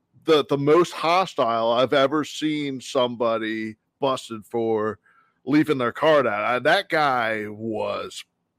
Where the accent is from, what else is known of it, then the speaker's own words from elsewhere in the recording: Philadelphia area, Pennsylvania, United States; I'm from the Philly area.